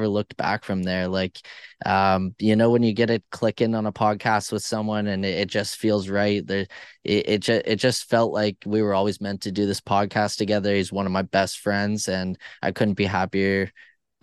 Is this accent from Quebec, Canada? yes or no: no; near Toronto, Ontario, Canada; I'm not far from Toronto.